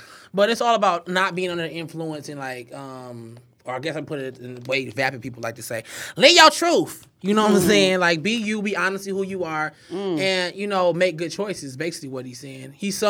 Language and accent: English; Detroit, Michigan, United States; I'm really here from Detroit